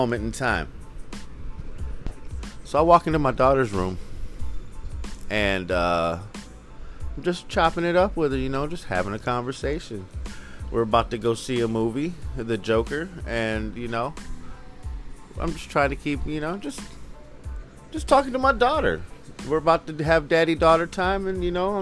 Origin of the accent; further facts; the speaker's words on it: Philadelphia, Pennsylvania, United States; I'm from the Philly area